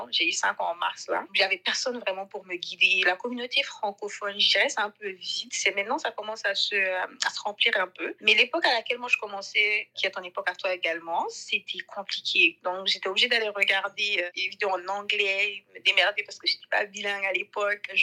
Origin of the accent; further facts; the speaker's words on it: Mali; moved away as an adult; now in Canada; je suis 100% malienne. Je suis née, j'ai grandi au Mali. J'ai après mon bac, je suis venue au Canada pour étudier